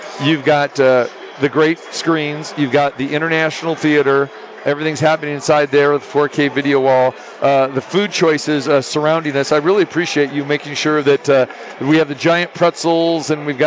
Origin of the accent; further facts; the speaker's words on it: Sacramento, California, United States; now in Las Vegas, United States; my hometown. Let's go to Sacramento